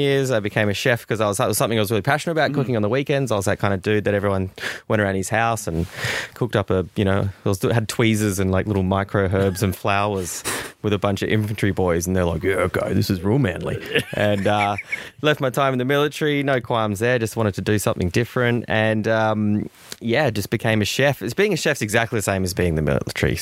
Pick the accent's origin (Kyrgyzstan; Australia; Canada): Australia; Victoria; I come from Victoria, where we're a white top kind of people.